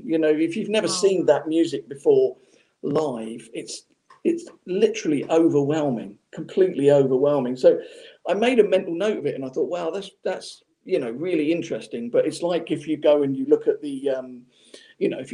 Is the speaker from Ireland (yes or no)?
no; Portsmouth, South East England, United Kingdom; Portsmouth, which was my hometown at the time where I was from